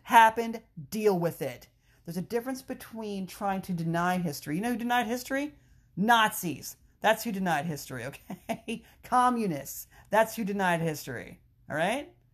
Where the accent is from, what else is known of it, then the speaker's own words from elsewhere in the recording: Frederick, Maryland, United States; my hometown, Frederick, Maryland